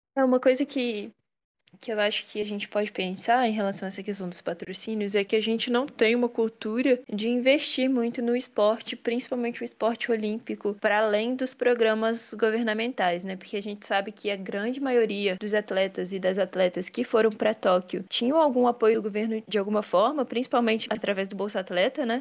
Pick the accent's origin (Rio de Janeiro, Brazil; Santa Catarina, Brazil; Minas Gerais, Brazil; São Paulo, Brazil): Minas Gerais, Brazil; aqui direto da minha terra, Minas Gerais